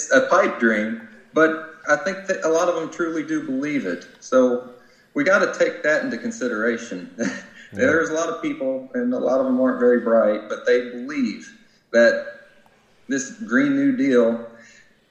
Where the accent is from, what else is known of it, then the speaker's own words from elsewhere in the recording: Kentucky, United States; I come from Kentucky.